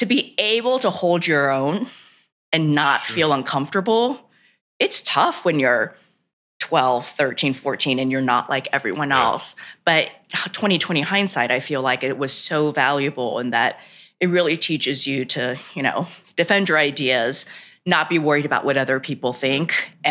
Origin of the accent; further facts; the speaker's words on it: the South, United States; I grew up in the South